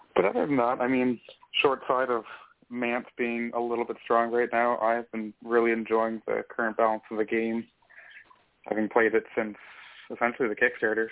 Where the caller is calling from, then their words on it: Nova Scotia, Canada; I'm calling from the east coast of Canada here in Nova Scotia